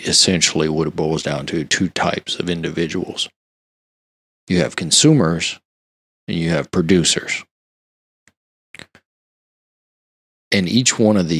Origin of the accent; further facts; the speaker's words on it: Louisiana, United States; I'm from Louisiana.